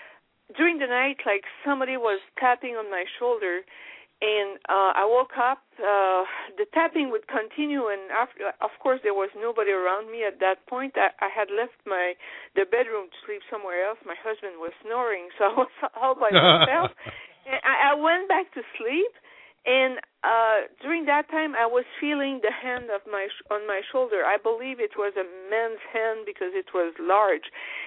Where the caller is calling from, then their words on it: Ontario, Canada; I'm fine. Ontario, Canada.